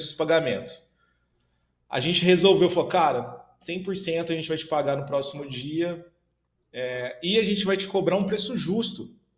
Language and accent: Portuguese; Franca, São Paulo, Brazil; minha cidade natal, que é Franca, né, no interior de São Paulo